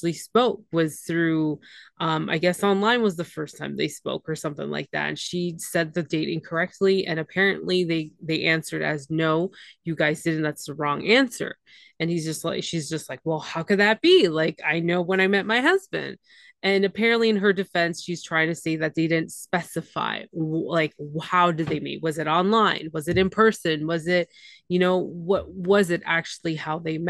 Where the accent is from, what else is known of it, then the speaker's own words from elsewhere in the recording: Canada; I'm the Canadian one